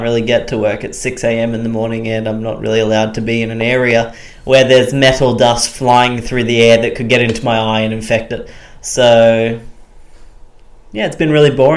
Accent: Australia; accent: Australian; I have an Australian accent

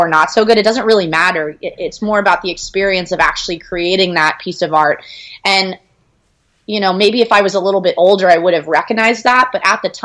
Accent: Austin, Texas, United States; we grew up in Austin, which is an awesome city to grow up

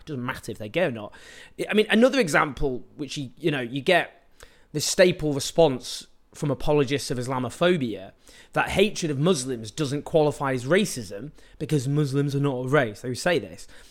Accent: Stockport, North West England, United Kingdom; I grew up in Stockport in the nineteen nineties

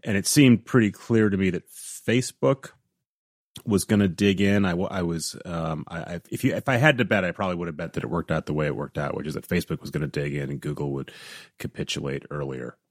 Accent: Midwest, United States; growing up in the Midwest, in the U S

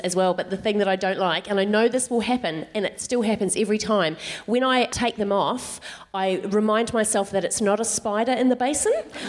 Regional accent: New Zealand; now in Australia; I am from New Zealand, which is the Tasmania of Tasmania, right?

